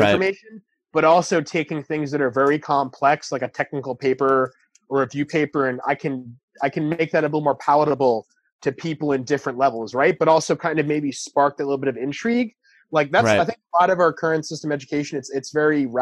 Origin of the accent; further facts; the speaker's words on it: New York City, New York, United States; I'm from New York City.